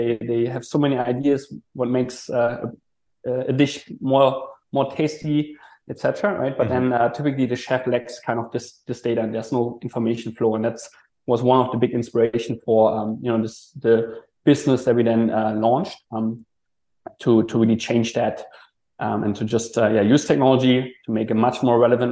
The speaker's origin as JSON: {"language": "English", "country": "Germany", "also_born_or_lived": "Hong Kong", "moved": "as an adult", "lives_now": "Malaysia", "said": "originally I'm from Germany, did a student exchange in Hong Kong."}